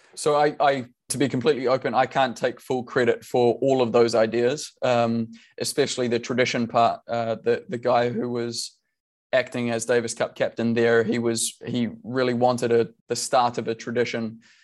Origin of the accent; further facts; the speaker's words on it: New Zealand; we are all Kiwi